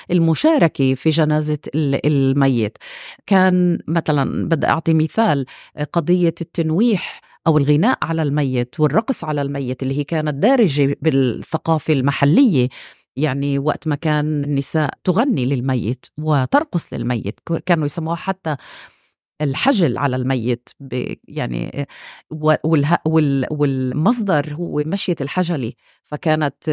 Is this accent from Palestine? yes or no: yes; Palestine; ثقافة الفقدان عنا إحنا فلسطينية الداخل مرأت تحولات كبيرة بالسنوات الأخيرة